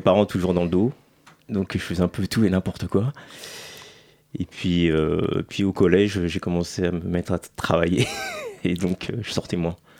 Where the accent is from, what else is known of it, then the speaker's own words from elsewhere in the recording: Massy, Île-de-France, France; also born or lived in Paris; je suis né à Paris, mais j'ai, parce qu'on naissait à Paris à l'époque, euh, parce qu'il y avait pas trop d'hôpitaux dans les banlieues. Donc, dans le sud, euh, dans le sud, donc Massy, dans le quatre-vingt-onze